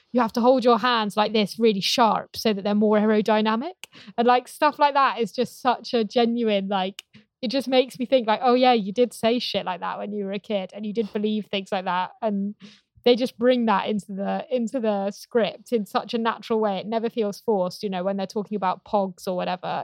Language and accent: English; Gloucestershire, South West England, United Kingdom; I grew up in Gloucestershire, about twenty minutes away from, um, where this is filmed.